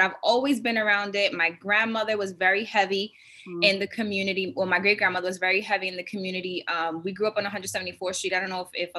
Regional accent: New York City, New York, United States; Yes, I live in the Bronx. I grew up in the Bronx. So both my parents are from South Bronx.

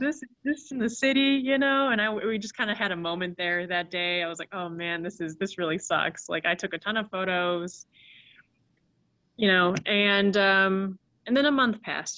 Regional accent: Chicago, Illinois, United States; I grew up in the Chicagoland area

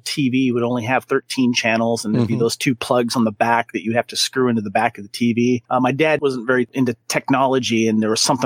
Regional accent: Santa Barbara, California, United States; my local 7-Eleven here in my hometown of Santa Barbara

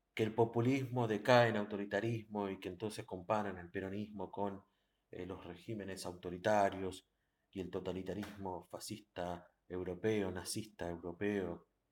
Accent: Argentina; nosotros como argentinos

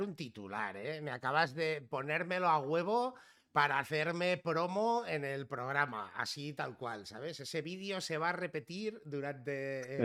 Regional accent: Figueres, Catalonia, Spain; accent: Barcelona; yo me he criado casi, o sea, toda mi infancia y mi adolescencia eh, en Girona y más concretamente en Figueras, al lado de la frontera con Francia.

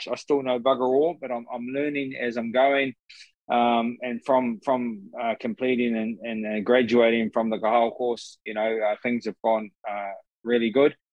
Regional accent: Mahia, Gisborne, New Zealand; I'm, I'm from Mahia uh, on the east coast of uh, of, of Gisborne.

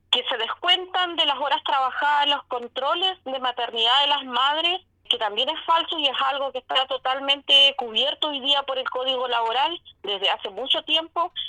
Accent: Chile; como chilenos

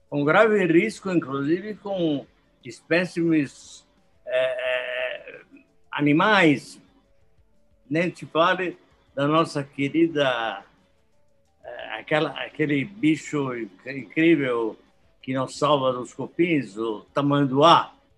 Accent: Brazil; como brasileiros

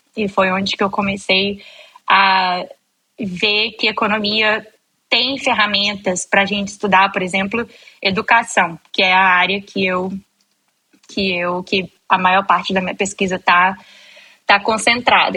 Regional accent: Espírito Santo, Brazil; eu sou capixaba, nascida e criada lá

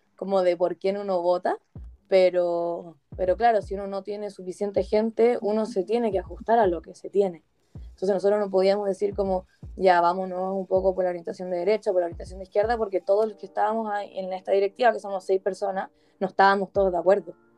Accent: Chile; no solamente somos el futuro de la comunidad judía de Chile, sino que somos el futuro de Chile en general

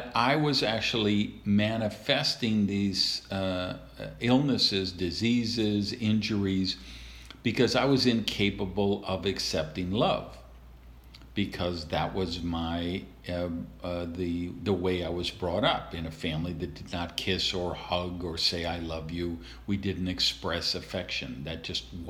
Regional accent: Madison, Wisconsin, United States; I was raised in Madison, Wisconsin

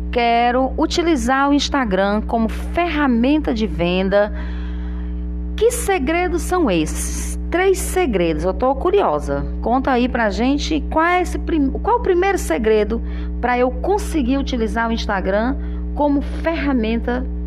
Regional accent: Tianguá, Ceará, Brazil; now in Parnaíba, Brazil; É, você é fortalezense e eu tianguaense.

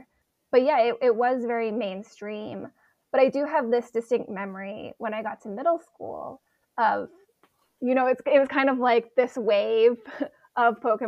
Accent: Hawaii, United States; Growing up in Hawaii, I think now about how lucky I was to grow up there.

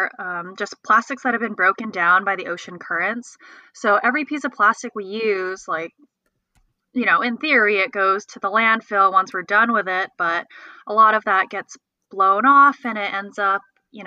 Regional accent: California, United States; also born or lived in Los Angeles; I'm from California

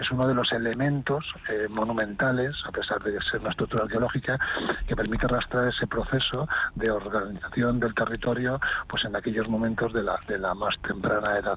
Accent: Valdezate, Castile and León, Spain; yo soy de Valdezate y estaba estudiando arqueología

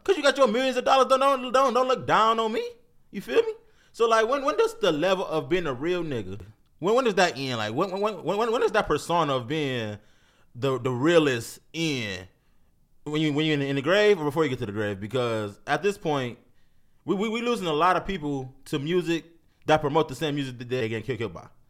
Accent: Cleveland, Ohio, United States; I'm from Cleveland.

